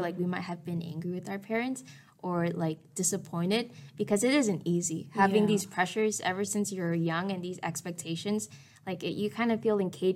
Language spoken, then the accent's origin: English; Westminster, California, United States; I grew up in Little Saigon